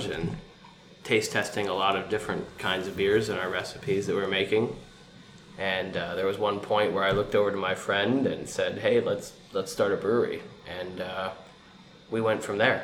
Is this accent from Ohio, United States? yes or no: yes; Chillicothe, Ohio, United States; a brewery that did exist in my hometown of Chillicothe